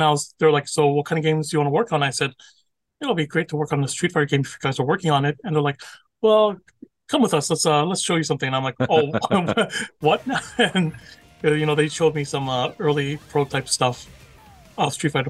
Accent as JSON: {"language": "English", "town": "Toronto", "region": "Ontario", "country": "Canada", "tie": "born or raised there", "moved": "as an adult", "lives_now": "Tokyo, Japan", "said": "I was born and raised in Toronto. I, grew up there, went to Ryerson University, graduated from there."}